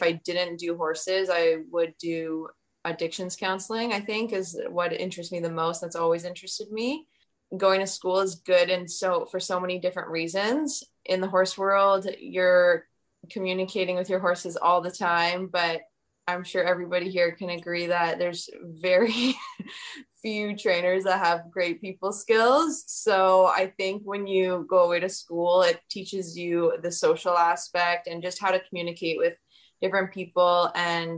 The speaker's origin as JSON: {"language": "English", "town": "Oakville", "region": "Ontario", "country": "Canada", "tie": "born or raised there", "said": "I grew up in Oakville"}